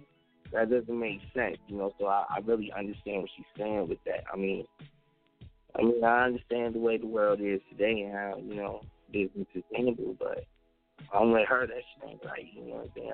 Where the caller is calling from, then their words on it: Maryland, United States; I'm calling from Maryland right now. MD, DC, VA, the Tri-State, DMC, Dunlaw.